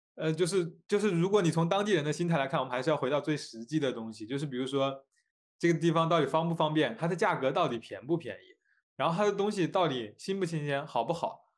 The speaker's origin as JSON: {"language": "Chinese", "country": "China", "said": "因为我是来自中国"}